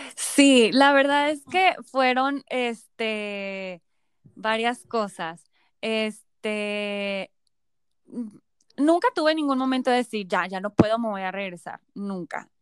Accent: Mexico; also born or lived in Florence, Italy; un grupo súper grande de mexicanos

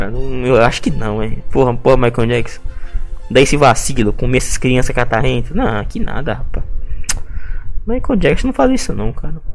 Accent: Porto Alegre, Rio Grande do Sul, Brazil; esse é por os vacilão. Eu sou de Porto Alegre, a mulherada me adora.

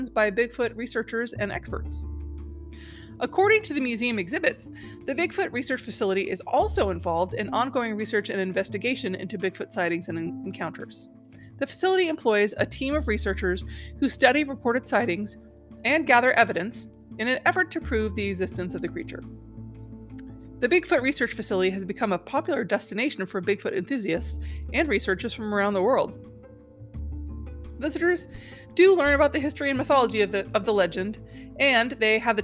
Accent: Pacific Northwest, United States; I'm from the Pacific Northwest

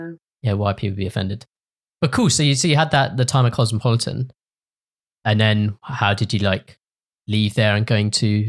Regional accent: England, United Kingdom; they thought I was from Australia and not from England.

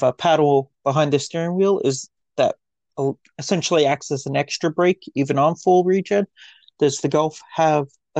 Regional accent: Winnipeg, Manitoba, Canada; I'm from Winnipeg, here in Winnipeg

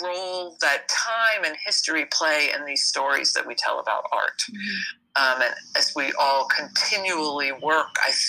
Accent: New York, United States; I was born and raised in New York

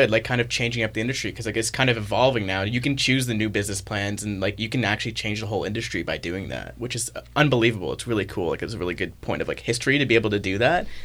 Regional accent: Toronto, Ontario, Canada

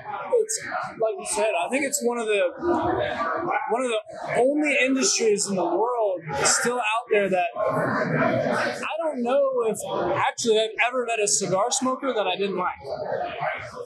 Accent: Cincinnati, Ohio, United States; I'm from Cincinnati

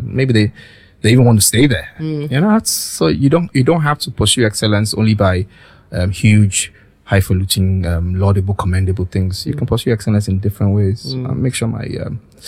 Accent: Lagos, Nigeria; also born or lived in London; grew up in a military barracks in Apapa

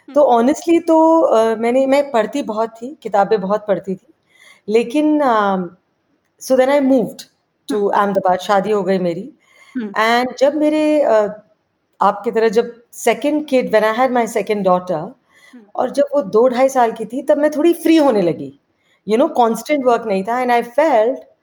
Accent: Kolkata, West Bengal, India; मैं एक्चुअली बड़ी कैलकटा में हुई

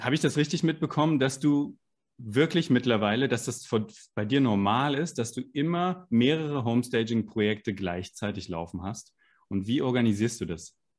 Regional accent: Frankfurt am Main, Hesse, Germany; wir sind beide Frankfurter

